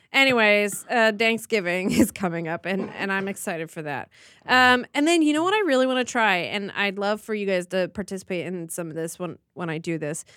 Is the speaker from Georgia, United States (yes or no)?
no; Midwest Ohio, United States; now in Los Angeles, United States; I grew up in Midwest Ohio